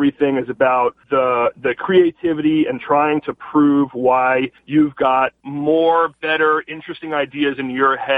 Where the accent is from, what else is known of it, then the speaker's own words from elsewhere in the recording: Los Angeles, California, United States; I grew up here in Los Angeles, born and raised in the Valley in North Hollywood